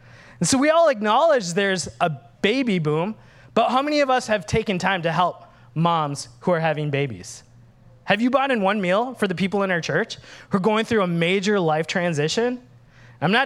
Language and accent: English; Minnesota, United States; moved away; I'm Sri Lankan, but I grew up in Minnesota.